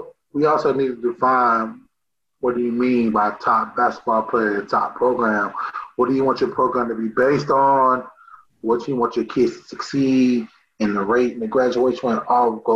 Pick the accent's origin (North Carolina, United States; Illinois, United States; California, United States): North Carolina, United States; I'm from Western, North Carolina